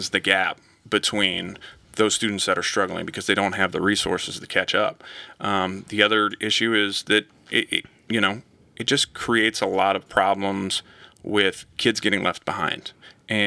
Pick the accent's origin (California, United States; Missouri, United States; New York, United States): Missouri, United States; Lee's Summit; moved away as an adult; also born or lived in St. Louis; now in Wentzville, United States; I grew up in Lee's Summit, which is southeast Kansas City